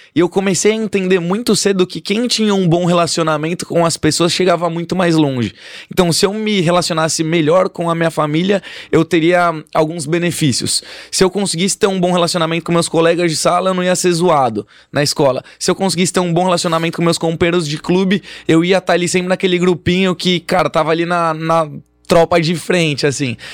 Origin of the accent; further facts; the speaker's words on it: São Paulo, Brazil; Sou de São Paulo. Nascido e criado em São Paulo